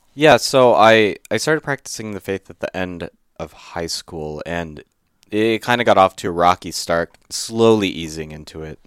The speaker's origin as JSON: {"language": "English", "town": "Livermore", "region": "California", "country": "United States", "tie": "born or raised there", "said": "I grew up in Livermore, which is about an hour and a half east of San Francisco"}